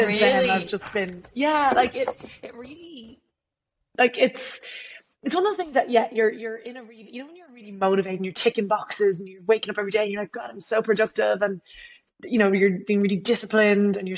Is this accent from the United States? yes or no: no; Ireland; I'm from Ireland.